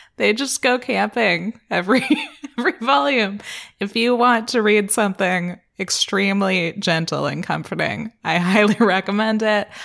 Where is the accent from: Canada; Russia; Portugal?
Canada; being Canadian